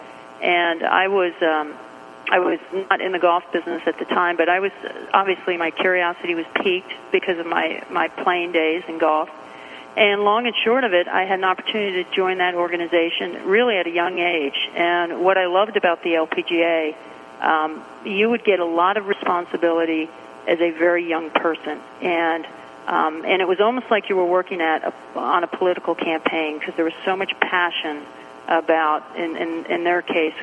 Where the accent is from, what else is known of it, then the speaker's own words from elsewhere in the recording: Washington, District of Columbia, United States; also born or lived in Myrtle Beach, South Carolina / Furman University, South Carolina; I'm from the Washington, D.C. area originally, but we would spend summers down in Myrtle Beach, South Carolina